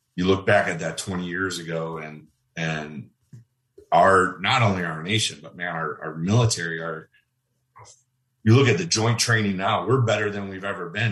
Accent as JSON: {"language": "English", "town": "Waukesha", "region": "Wisconsin", "country": "United States", "tie": "born or raised there", "moved": "as an adult", "said": "Waukesha, Wisconsin. That was my hometown."}